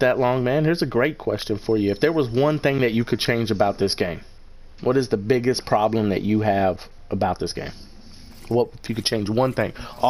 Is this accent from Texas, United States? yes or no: yes; Texas, United States; over here representing Texas, baby